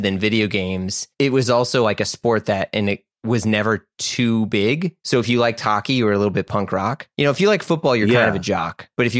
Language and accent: English; Midwest, United States; And that's not just because I grew up in the Midwest